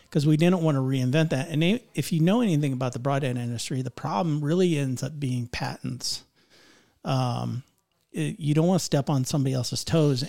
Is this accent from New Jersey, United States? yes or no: no; Northeast Indiana, United States; I'm from Northeast Indiana